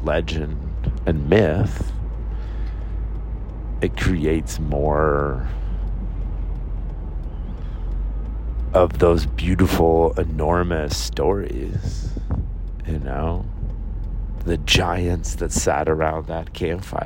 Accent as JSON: {"language": "English", "area": "the Northwest", "region": "Pacific Northwest", "country": "United States", "moved": "as an adult", "lives_now": "upstate New York, United States", "said": "All of us Northwest boys in a foreign land"}